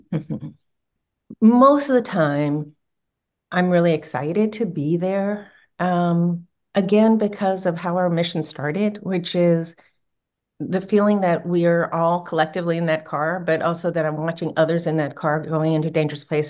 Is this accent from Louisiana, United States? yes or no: yes; New Orleans, Louisiana, United States; New Orleans, which is my hometown